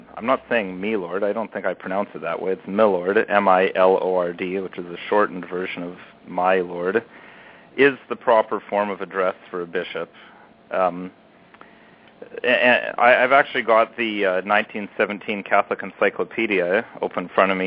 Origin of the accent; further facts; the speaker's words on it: Canada; I'm not American. I am Canadian. I live in Canada.